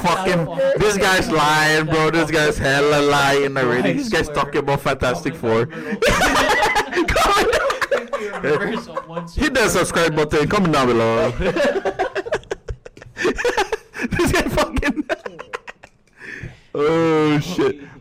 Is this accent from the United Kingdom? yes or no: no; Saipan, Northern Mariana Islands; we're from Saipan